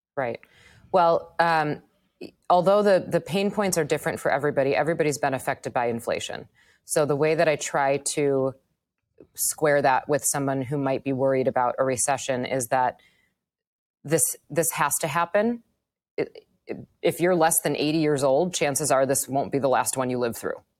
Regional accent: Wisconsin, United States; moved away as an adult; also born or lived in Manhattan; now in New York, United States; I grew up in Wisconsin. I lived in Wisconsin until I was thirty-two years old.

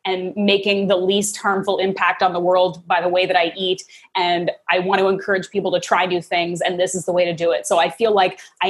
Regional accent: Canada; I grew up in Canada to American parents

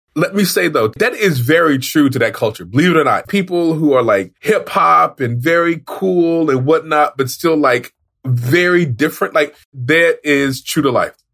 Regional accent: Oklahoma, United States; I'm from Oklahoma, which is where this show is from.

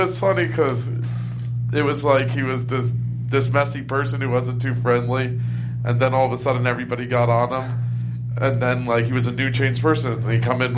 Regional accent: Howell, New Jersey, United States

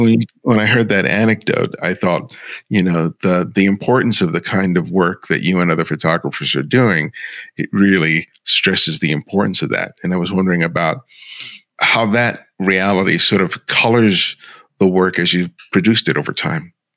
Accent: Los Angeles, California, United States; also born or lived in New York; I was born in New York, grew up in Los Angeles

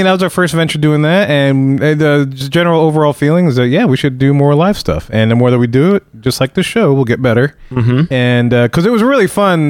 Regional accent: Louisiana, United States; that leaves the three of us who are from Louisiana.

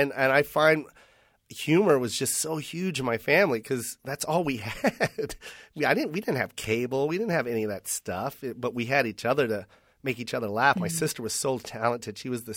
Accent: Misawa, Aomori, Japan; born there; also born or lived in Chicago / Philippines / Washington / Las Vegas; I grew up I'm a military brat, so it's everywhere. I was born in Misawa, Japan, and then we made our way to Chicago, Illinois. And then from Illinois, we went to the Philippines.

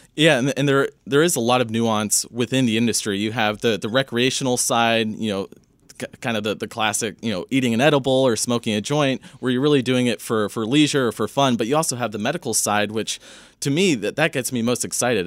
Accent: Northern California, United States; I grew up in Northern California, kind of the, the weed capital of, of California

